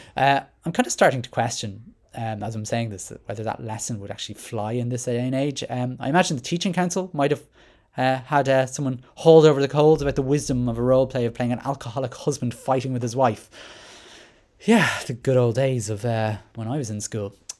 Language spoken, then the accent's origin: English; Ireland